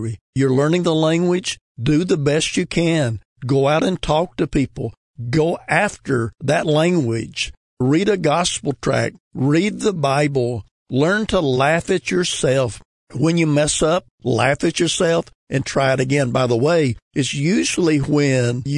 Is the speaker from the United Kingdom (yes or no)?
no; United States; the English we speak in America